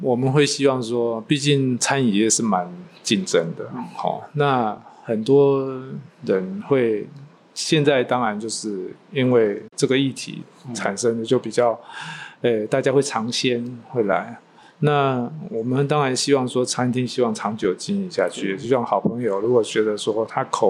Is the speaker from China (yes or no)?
no; Taiwan; 我们台湾